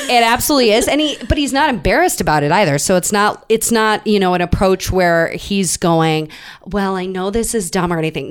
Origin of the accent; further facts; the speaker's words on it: Minnesota, United States; we're both from Minnesota.